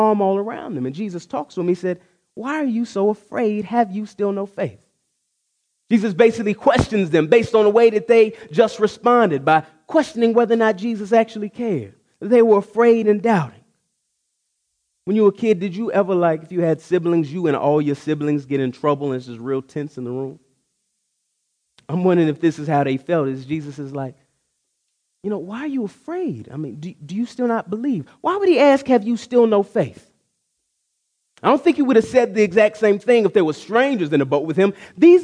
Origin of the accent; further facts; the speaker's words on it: Texas, United States; I grew up in Texas